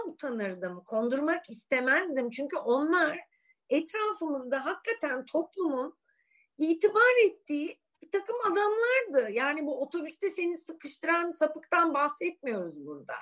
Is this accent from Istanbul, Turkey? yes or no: yes; Suadiye, Istanbul, Turkey; ben çocukken Suadiye'de öğlen böyle manyak yürüyüşlere çıkardım